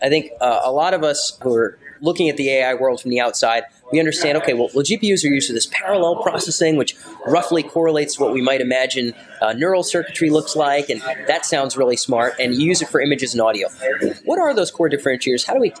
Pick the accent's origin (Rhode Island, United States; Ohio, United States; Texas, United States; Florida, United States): Rhode Island, United States; Wakefield; moved away; happens to be from my very small state of Rhode Island. I'm from Wakefield.